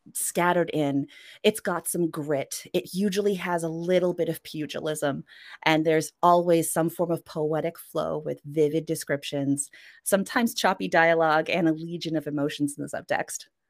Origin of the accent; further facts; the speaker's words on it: Canada; first language Norwegian; also born or lived in Norway; I spent the majority of my life in Canada